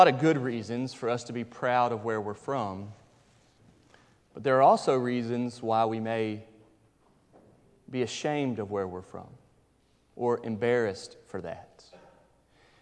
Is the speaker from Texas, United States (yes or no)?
no; North Carolina, United States; moved away as an adult; also born or lived in Fairdale, Louisville, Kentucky; now in Louisville, United States; I'm from North Carolina, and my kids proudly say that they're from Fairdale, Louisville, Kentucky.